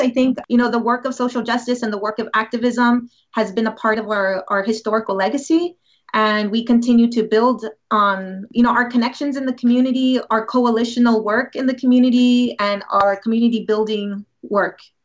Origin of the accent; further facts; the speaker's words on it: San Antonio, Texas, United States; also born or lived in Boston / Madison, Wisconsin; I'm actually from San Antonio, Texas